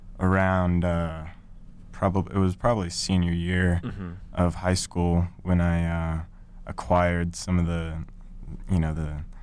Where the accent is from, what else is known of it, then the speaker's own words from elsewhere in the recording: Denver, Colorado, United States; also born or lived in Boulder, Colorado; I'm from Denver, Colorado.